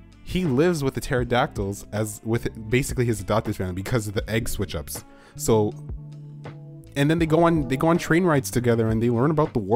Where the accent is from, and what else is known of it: Canada